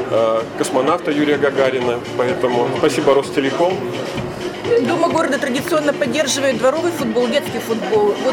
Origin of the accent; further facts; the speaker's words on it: Saint Petersburg, Russia; now in Kostroma, Russia; мы из Петербурга, сейчас просто живем в Костроме